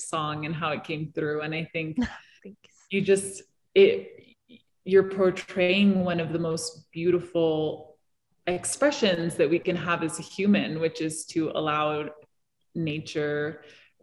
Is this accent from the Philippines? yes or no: no; Hong Kong; also born or lived in New York City; now in Colorado, United States; I grew up in cities. I grew up in Hong Kong.